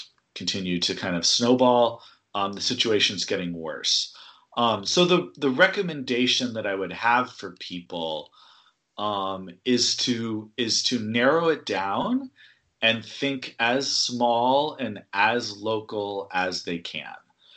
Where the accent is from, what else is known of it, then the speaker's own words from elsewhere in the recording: California, United States; moved away; I'm from California originally.